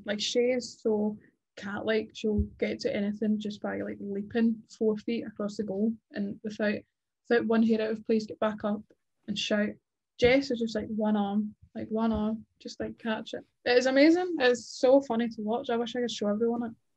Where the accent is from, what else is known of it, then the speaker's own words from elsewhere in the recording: Scotland, United Kingdom; being Scottish